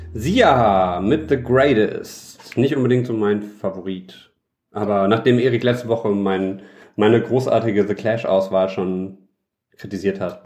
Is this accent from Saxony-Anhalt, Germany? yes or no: no; Düsseldorf, North Rhine-Westphalia, Germany; als Düsseldorfer Jung. Mhm. Hab ich, äh, bin ich früh damit aufgewachsen